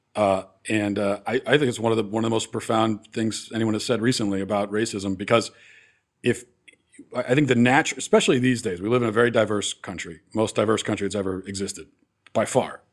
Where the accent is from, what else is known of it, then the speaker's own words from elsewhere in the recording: East Coast, United States; many kids grew up like I did, you know, growing up on the East Coast